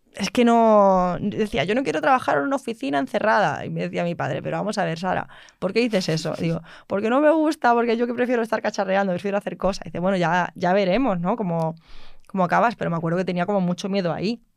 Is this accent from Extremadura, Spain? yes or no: yes; Mérida, Extremadura, Spain; yo soy de Mérida, yo no soy de Madrid